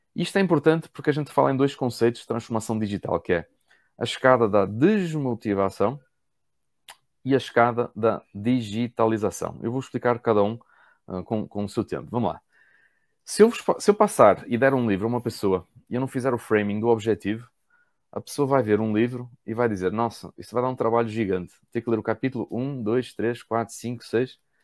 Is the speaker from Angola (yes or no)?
no; Portugal; moved away as an adult; now in Brazil; eu sou português